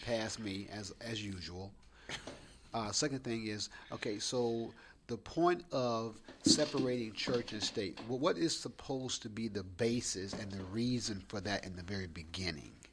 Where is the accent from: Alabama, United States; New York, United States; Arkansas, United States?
Alabama, United States; in my home state